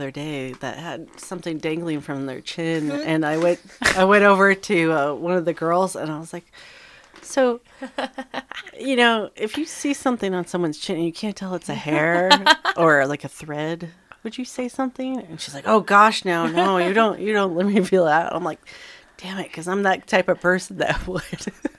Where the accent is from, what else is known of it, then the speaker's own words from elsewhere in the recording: East Coast, United States; Since I came from the East Coast